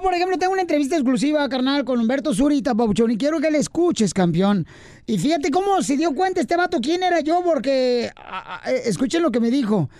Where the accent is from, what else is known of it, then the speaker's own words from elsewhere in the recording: Mexico; now in United States; nosotros mexicanos de allá para acá